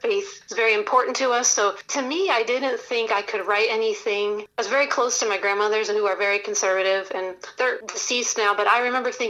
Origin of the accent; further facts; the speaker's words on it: Alaska, United States; now in North Carolina, United States; I grew up in Alaska.